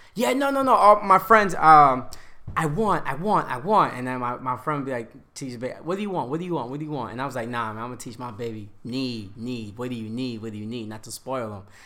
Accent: Yonkers, New York, United States; from Yonkers, Westchester

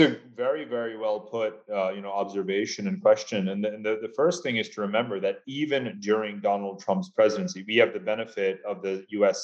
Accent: United States; as an American

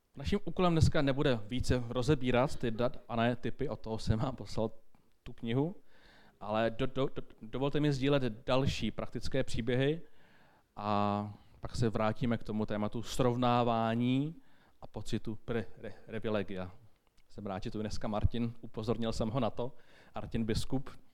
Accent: Bohemia, Czechia; u nás v Čechách

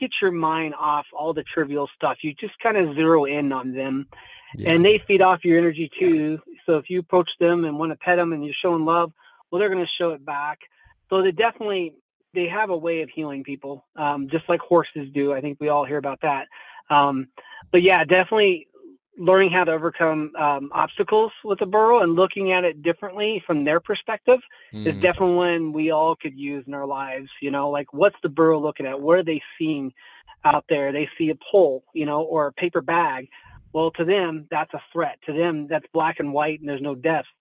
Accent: Essex, Iowa, United States; moved away; I'm from Southwest Iowa, Essex, Iowa. Small town.

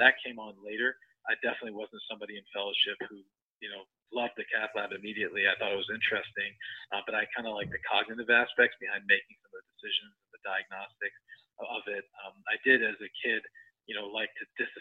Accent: New Jersey, United States; born or raised there

